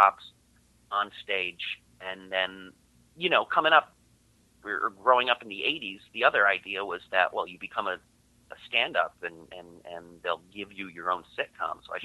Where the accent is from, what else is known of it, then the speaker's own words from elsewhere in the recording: Lee, Massachusetts, United States; right in Lee, right in my hometown